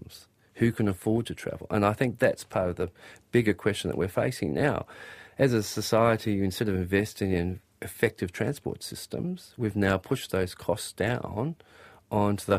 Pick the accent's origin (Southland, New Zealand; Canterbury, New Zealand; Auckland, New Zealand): Auckland, New Zealand; also born or lived in Grey Lynn, Auckland; I grew up in South Auckland